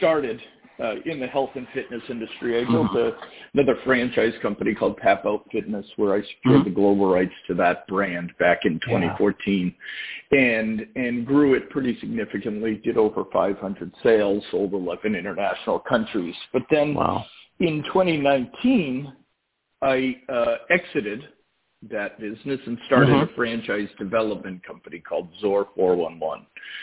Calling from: Massachusetts, United States

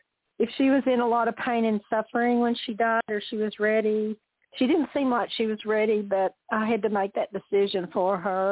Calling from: Amarillo, Texas, United States

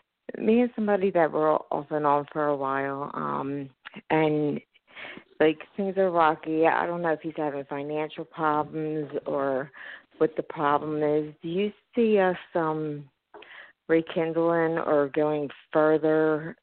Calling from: Philadelphia, Pennsylvania, United States; …, and I'm calling from Philadelphia, Pennsylvania.

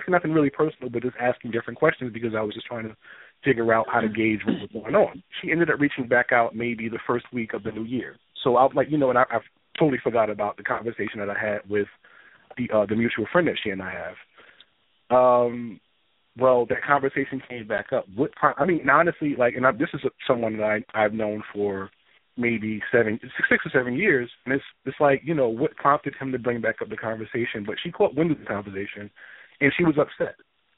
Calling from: New Jersey, United States; I'm from New Jersey.

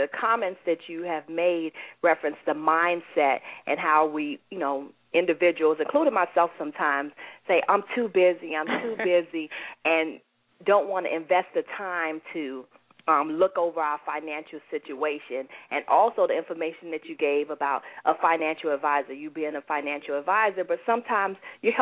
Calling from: New York City, New York, United States; I'm calling from New York City

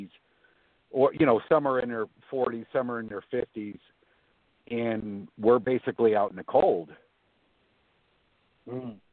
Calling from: Florida, United States; I'm calling from Florida.

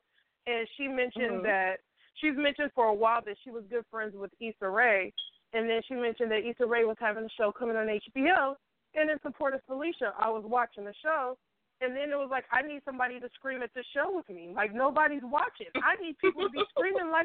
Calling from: Richmond, California, United States; I'm calling from Richmond, California

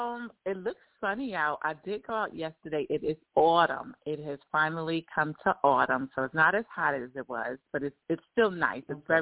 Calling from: Georgia, United States; I'm calling from Georgia.

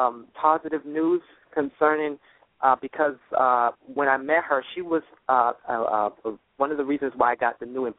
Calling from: Miami, Florida, United States; I'm calling you from Miami, Florida.

